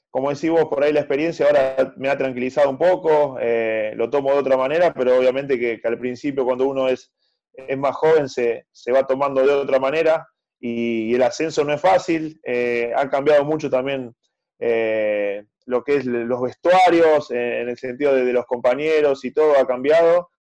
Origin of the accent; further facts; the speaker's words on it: Pergamino, Buenos Aires Province, Argentina; por la pasé en mi ciudad, soy de Pergamino